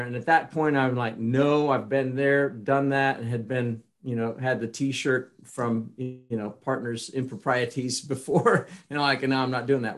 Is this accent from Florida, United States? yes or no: no; Kansas, United States; I was from Kansas